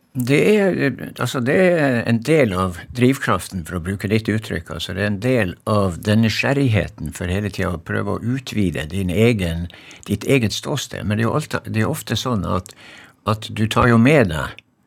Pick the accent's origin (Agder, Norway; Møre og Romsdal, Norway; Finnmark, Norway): Finnmark, Norway; Magerøya; moved away; jeg kommer jo fra Magerøy, ikke sant, og der er det ingen trær